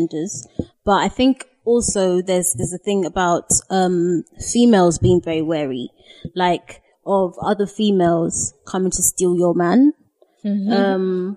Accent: Ghana; we are Ghanaian. Yes, I'm from Ghana

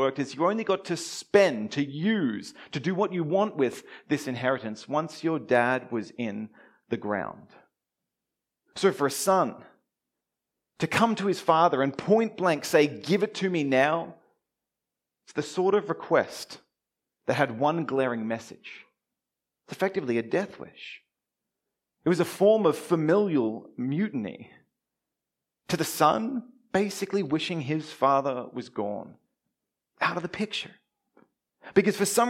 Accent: Melbourne, Victoria, Australia; now in Brisbane, Australia; all the way from sunny Brisbane, all the way down here to my hometown, Melbourne

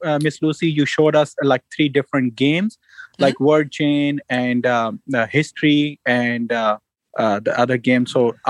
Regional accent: Pakistan; now in St. Louis, United States; I am originally from Pakistan

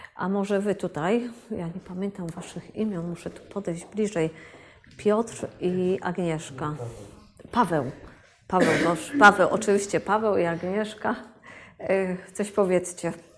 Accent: Wrocław, Lower Silesian Voivodeship, Poland; ja jestem z Wrocławia

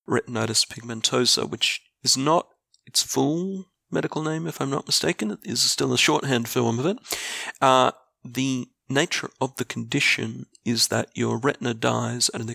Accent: Australia; I am a middle-aged Australian, public servant, and avid board gamer

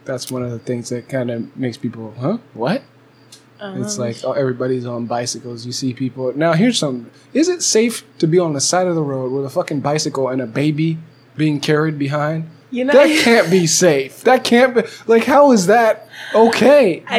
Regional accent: Pasadena, California, United States; born there; now for me, Pasadena is simply because a lot of dope stuff happened while I was in Pasadena, and I was there for a long time, and I was born there

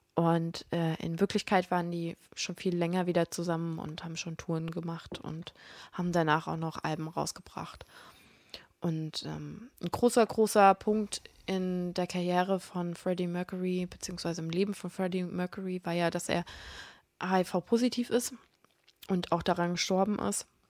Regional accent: Hesse, Germany; moved away; ich komme ja ursprünglich aus Hessen

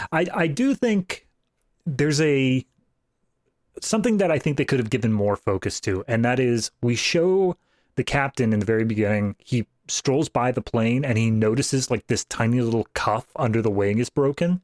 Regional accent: East Coast, United States; my home state, which is East Coast.

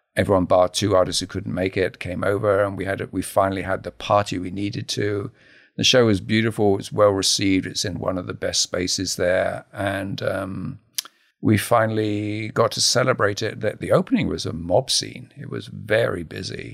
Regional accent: Harlow, East of England, United Kingdom; I grew up in a new town, Harlow New Town

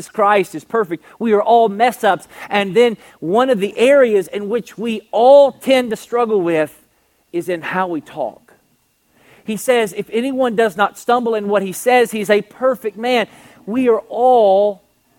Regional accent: Kentucky, United States; I'm from Kentucky. It's the thoroughbred state.

